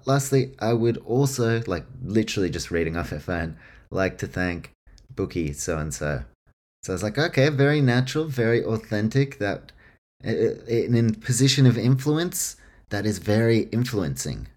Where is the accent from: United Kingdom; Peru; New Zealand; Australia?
New Zealand; Auckland; my hometown, Auckland, New Zealand